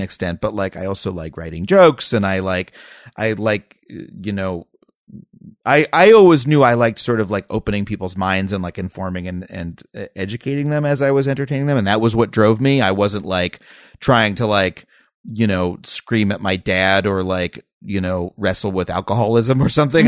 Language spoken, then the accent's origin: English; Long Island, New York, United States; moved away as an adult; I grew up on Long Island